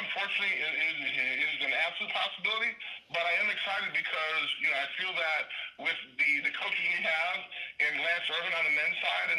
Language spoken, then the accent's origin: English; Chicago, Illinois, United States; also born or lived in South Bend, Indiana; I'm currently the athletic director at a Division I school here in the Chicago area called Chicago State University